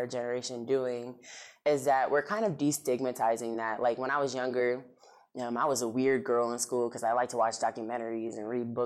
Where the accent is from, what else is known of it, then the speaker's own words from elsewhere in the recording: Rochester, New York, United States; now in Florida, United States; I was born in Rochester, New York